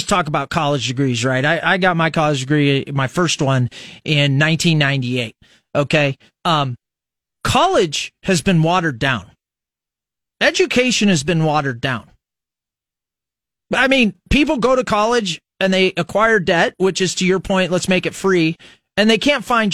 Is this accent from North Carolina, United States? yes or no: no; Fremont, Nebraska, United States; now in Lincoln, United States; I was from Fremont, Nebraska